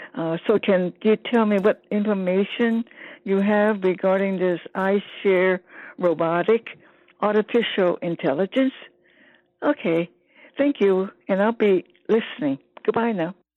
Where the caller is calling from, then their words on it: San Francisco, California, United States; I'm calling from San Francisco